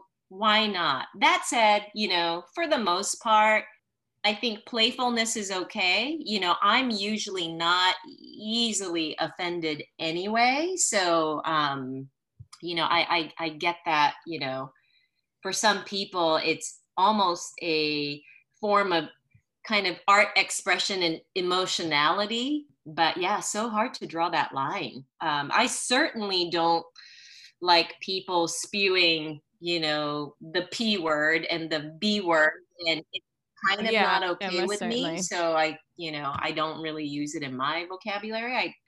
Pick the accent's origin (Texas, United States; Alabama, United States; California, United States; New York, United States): California, United States; Santa Monica; born there; But anyway, I was born in Santa Monica because my parents, during the Red Scare and in the 60s, they were Chinese immigrants.